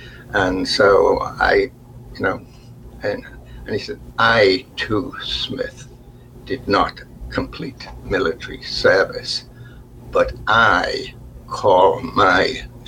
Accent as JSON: {"language": "English", "town": "Liverpool", "region": "North West England", "country": "United Kingdom", "accent": "Liverpool", "said": "This is working class, even though I'd got rid of my Liverpool accent, which you have to do, that you're still noticeably working class"}